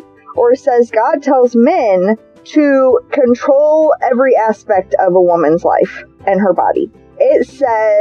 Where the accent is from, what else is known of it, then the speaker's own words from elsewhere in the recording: United States; as an American